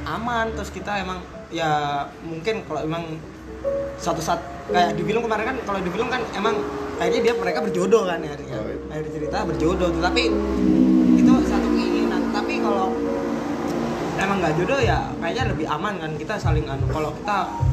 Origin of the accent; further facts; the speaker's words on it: Java, Indonesia; aku kan orang Jawa terakhir di Jawa jadi bahasa Inggris gua agak-agak ini